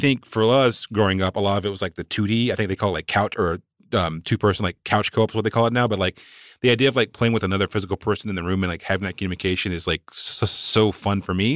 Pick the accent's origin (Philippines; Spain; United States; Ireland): United States; Walnut Cove, North Carolina; moved away; my hometown is a place called Walnut Cove, North Carolina